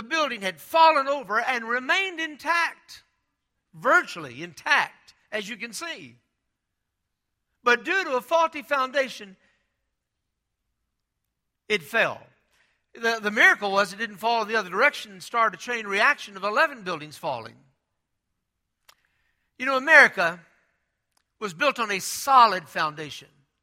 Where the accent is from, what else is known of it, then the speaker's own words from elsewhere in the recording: Texas, United States; I'm from Texas